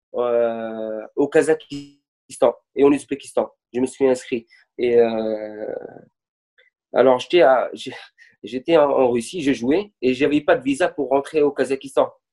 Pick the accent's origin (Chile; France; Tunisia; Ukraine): Tunisia; Bizerte, Bizerte Governorate; je suis de Bizerte, et toute ma famille, ils sont à Bizerte